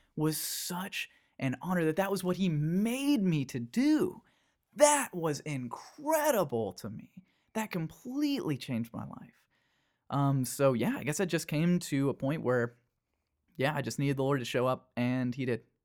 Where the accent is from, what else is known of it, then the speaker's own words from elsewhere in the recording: Danville, Kentucky, United States; moved away as an adult; I was twenty years old when I moved out from Kentucky